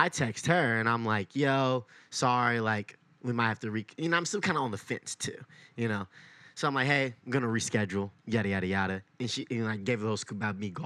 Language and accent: English; New York, United States; I was from New York